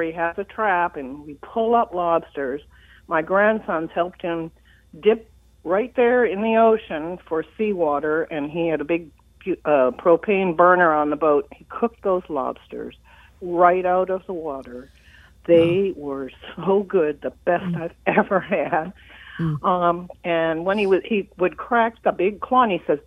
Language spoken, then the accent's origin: English; Nova Scotia, Canada; now in Chestertown, United States; I am from Nova Scotia